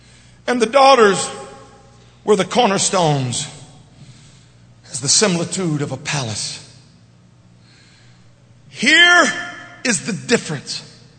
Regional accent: Louisiana, United States; We it ain't good English, but I'm from Louisiana.

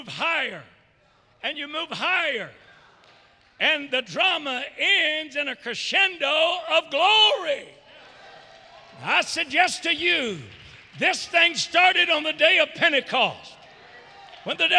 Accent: the South, United States; I'm a Southerner

